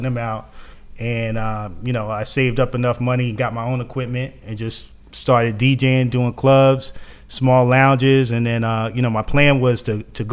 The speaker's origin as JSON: {"language": "English", "town": "New York City", "region": "New York", "country": "United States", "moved": "as an adult", "lives_now": "Atlanta, United States", "said": "I'm originally from New York City. I came down here for college, went to Morehouse"}